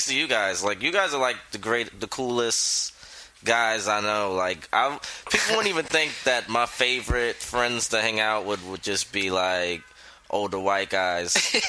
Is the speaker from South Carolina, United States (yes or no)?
yes; Georgetown, South Carolina, United States; now in New York, United States; 843 for South Carolina, because I'm originally from Georgetown, South Carolina, where the weed's not that good.